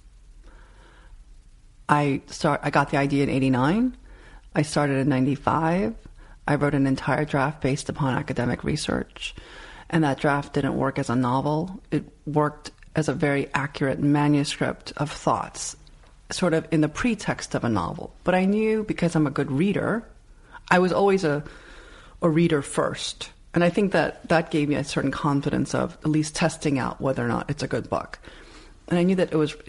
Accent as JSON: {"language": "English", "town": "New York City", "region": "New York", "country": "United States", "tie": "born or raised there", "said": "I grew up in Elmhurst, Queens."}